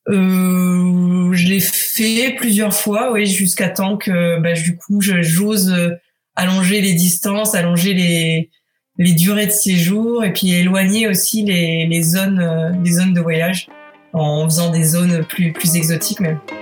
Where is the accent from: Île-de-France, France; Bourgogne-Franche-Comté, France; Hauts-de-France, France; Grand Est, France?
Hauts-de-France, France; Picardy; moved away as an adult; now in Paris, France; Je viens de Picardie, euh, et je me suis installée à Paris